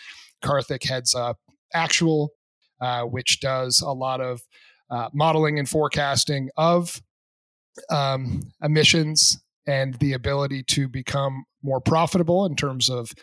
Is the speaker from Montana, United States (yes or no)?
no; Plymouth, New Hampshire, United States; I'm from the Plymouth area.